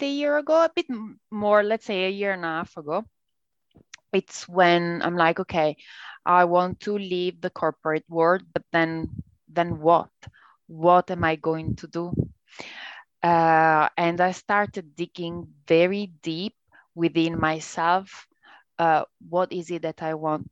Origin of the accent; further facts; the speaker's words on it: Italy; accent: Italian; English is a second language; Italian. But you can tell from my accent, I guess